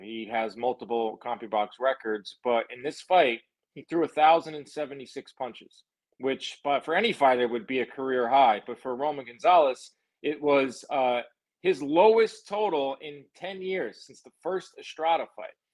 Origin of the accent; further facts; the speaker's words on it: New York, United States; I'm from New York